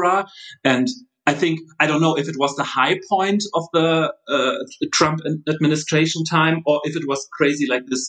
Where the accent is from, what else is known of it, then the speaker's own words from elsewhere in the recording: Aachen, North Rhine-Westphalia, Germany; moved away as an adult; now in Berlin, Germany; I was born in Aachen, which is like the deep western part of Germany, and I came to Berlin to study opera direction